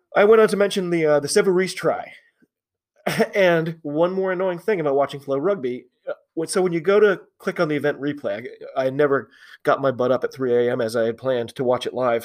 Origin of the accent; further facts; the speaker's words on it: United States; I'm an American rugby fan